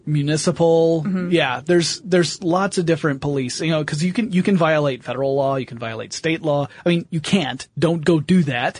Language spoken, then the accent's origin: English; the South, United States; I was brought up in the South